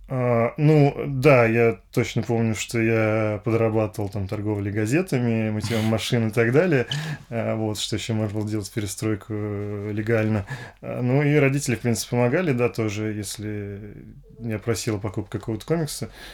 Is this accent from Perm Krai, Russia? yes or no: no; Moscow, Russia; родился я в Москве, действительно, в семье инженеров